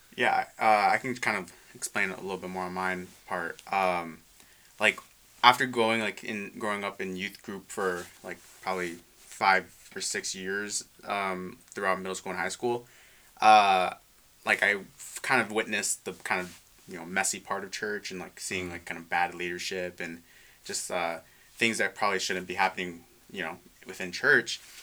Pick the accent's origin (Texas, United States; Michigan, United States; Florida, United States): Michigan, United States; Westland; moved away; I'm from Detroit area. Yeah, Metro Detroit. So Wayne Westland.